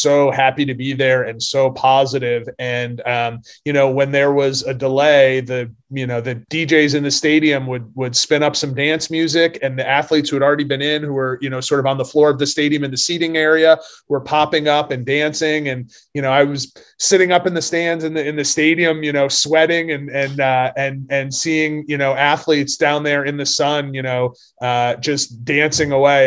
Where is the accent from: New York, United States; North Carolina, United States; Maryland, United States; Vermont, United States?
Vermont, United States; I'm from Vermont. I'm not used to the heat and humidity